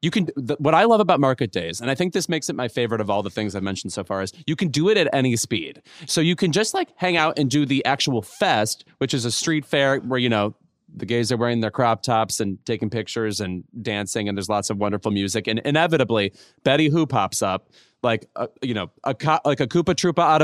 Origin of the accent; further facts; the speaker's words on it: Chicagoland area, Illinois, United States; moved away; I'm from the Chicagoland area